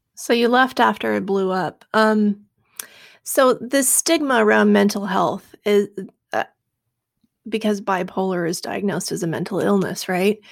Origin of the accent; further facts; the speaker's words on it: Seattle, Washington, United States; I grew up in Seattle. We're pretty liberal out here.